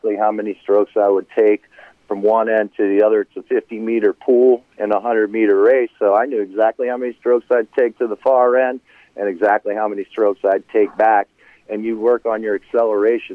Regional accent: Harrisburg, Pennsylvania, United States; I'm from Harrisburg, Pennsylvania.

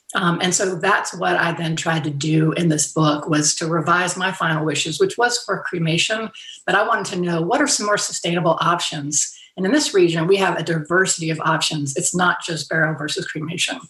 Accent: Fairhope, Alabama, United States; moved away; also born or lived in western North Carolina; I haven't been to my hometown in Fairhope, Alabama in two years because of pandemic. But this year I am going back home.

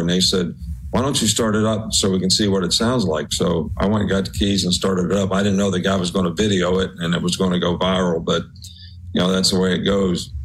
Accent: West Virginia, United States; moved away; growing up in West Virginia in a coal mining town

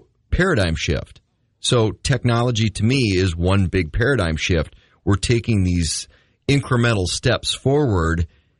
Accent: Midwest, United States; You know, or, yes, I say pop. I'm from the Midwest.

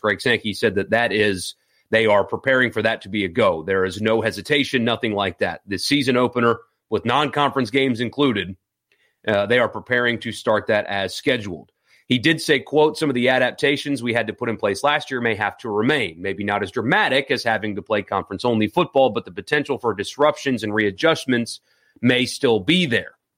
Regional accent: South Carolina, United States; now in Mississippi, United States; I grew up in South Carolina

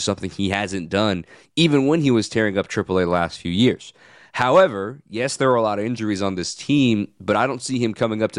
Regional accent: Arizona, United States; moved away; I'm a West Coast guy. I've been to Coors a few times back in my days growing up in Arizona.

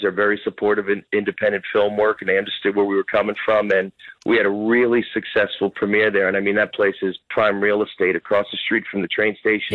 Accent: Jersey City, New Jersey, United States; also born or lived in Bloomfield, New Jersey; I was born and raised in Jersey City

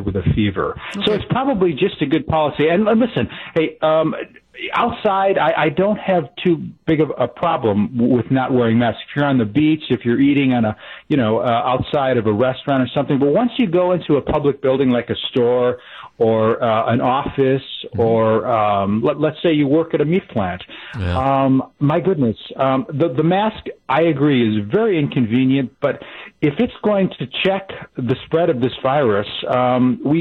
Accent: United States; also born or lived in Japan / Montello, Wisconsin; as an American

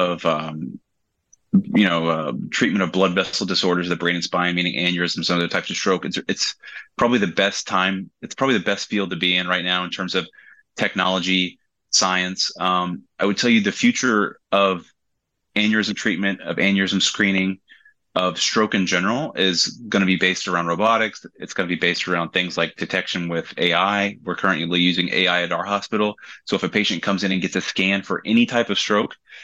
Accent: West Virginia, United States; moved away as an adult; also born or lived in Tennessee / Miami, Florida; now in Florida, United States; I grew up in West Virginia

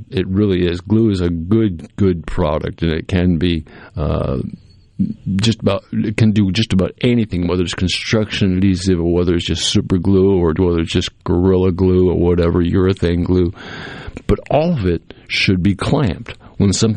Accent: New England, United States; also born or lived in central Mississippi; now in Mississippi, United States; I grew up in New England, right on the water

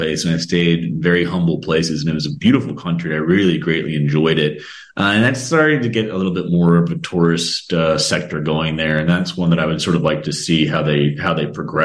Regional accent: United States; as an American

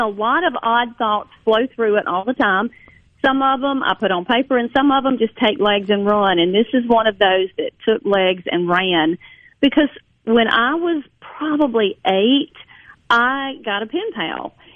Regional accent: Jones County, Mississippi, United States; I grew up in Jones County, Mississippi

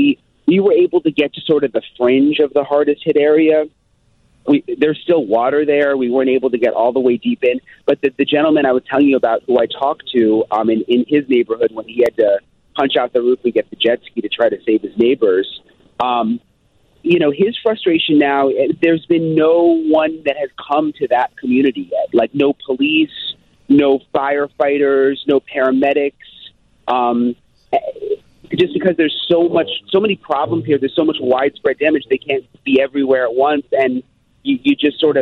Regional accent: Florida, United States; I'm from Florida

